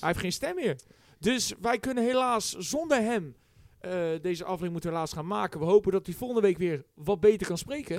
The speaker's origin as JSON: {"language": "Dutch", "area": "Westland", "region": "South Holland", "country": "Netherlands", "said": "wij komen nou uit Westland"}